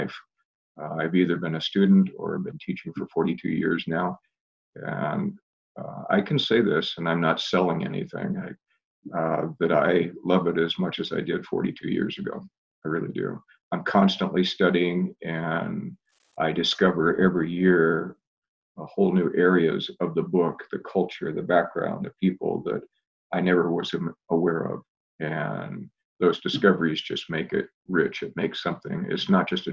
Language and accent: English; Portland, Oregon, United States; I grew up in Portland, grew up out in the Clackamas area